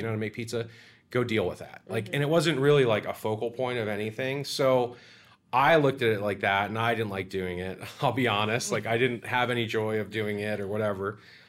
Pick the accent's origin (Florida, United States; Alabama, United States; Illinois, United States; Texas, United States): Florida, United States; Sarasota; So for the record, yes, I was born in Sarasota, Florida, to a family that was in the Ringling Brothers Circus. That's why I'm in Sarasota, Italian American. Performing family, Human Cannonball, my grandfather's side.